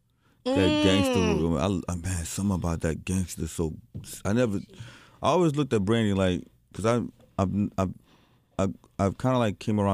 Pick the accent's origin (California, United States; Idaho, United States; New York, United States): New York, United States; born there; But I was born in New York, so I didn't get the slack that the other Haitians were getting.